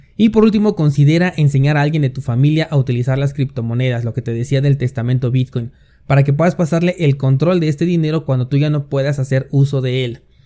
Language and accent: Spanish; Mexico; la mayoría somos mexicanos